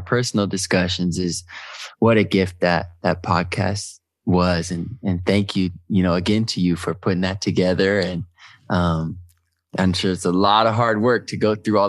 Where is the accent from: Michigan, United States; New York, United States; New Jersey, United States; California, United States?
Michigan, United States; Detroit; I'm from Detroit